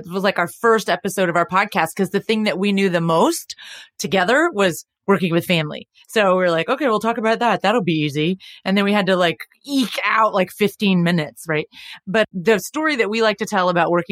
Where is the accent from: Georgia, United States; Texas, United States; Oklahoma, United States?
Texas, United States; we're from Texas